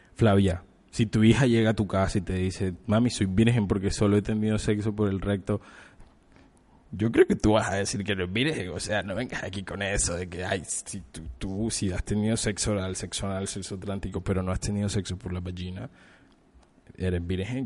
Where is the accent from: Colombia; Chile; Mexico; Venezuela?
Colombia; nuestro hermoso país, de nuestra hermosa patria